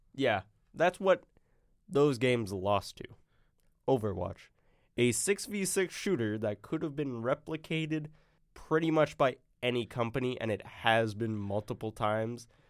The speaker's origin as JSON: {"language": "English", "region": "Arkansas", "country": "United States", "said": "I'm from Arkansas. I'm a Razorback"}